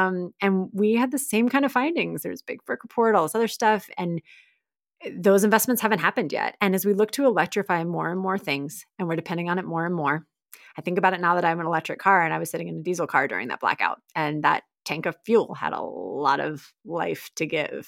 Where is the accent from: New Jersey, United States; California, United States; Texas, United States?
Texas, United States; I love my home state. I'm a proud Texan, many generations deep. I did live in a lot of places growing up, but I'm proud, and they're great people in the state.